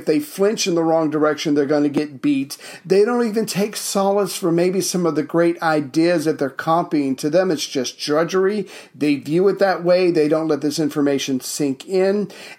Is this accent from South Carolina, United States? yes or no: yes; Charleston, South Carolina, United States; moved away; Oh, Charleston, South Carolina.